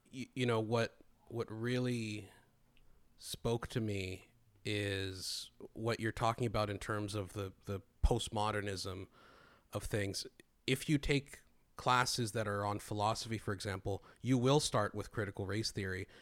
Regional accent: Greece; I grew up in Greece

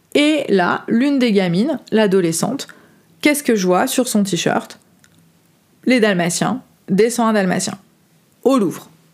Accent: France; moved away as an adult; j'ai quitté la France à 30 ans pour aller voyager

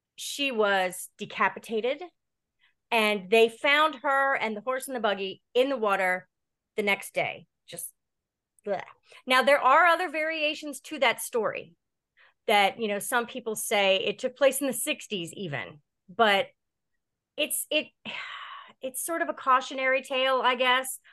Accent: Delaware, United States; also born or lived in Laurel, Delaware / Seaford, Delaware / Baltimore, Maryland; I grew up here in Delaware. Um, I was born in Laurel, then moved to Seaford, Delaware when I was in my teens

